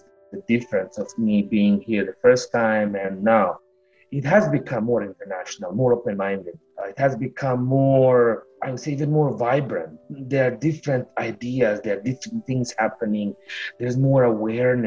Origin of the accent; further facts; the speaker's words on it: Bosnia & Herzegovina; moved away as an adult; now in St. John's, Canada; I come from Bosnia and Herzegovina